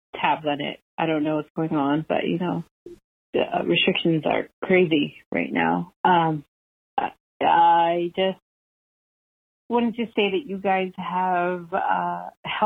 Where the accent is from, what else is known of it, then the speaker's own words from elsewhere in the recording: New York City, New York, United States; also born or lived in Westchester County, New York; I'm a New Yorker, like, through and through. But, like, I'm not as hood as the neighborhood that I come from, Harlem